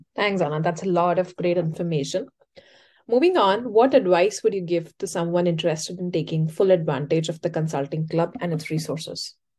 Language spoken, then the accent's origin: English; India; now in Ann Arbor, United States; I am originally from India, I was a data scientist in financial services before this